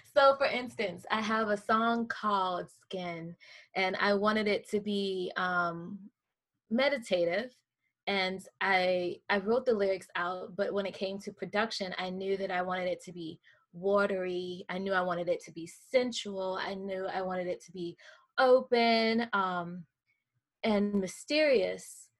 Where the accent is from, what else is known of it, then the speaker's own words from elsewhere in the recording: the South, United States; now in Manhattan, United States; I am from the South